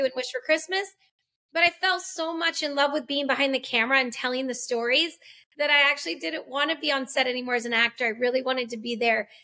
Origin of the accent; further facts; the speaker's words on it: Massachusetts, United States; moved away as an adult; also born or lived in Los Angeles, California / Albuquerque, New Mexico; Andrea and I actually grew up as ministers' kids in Massachusetts.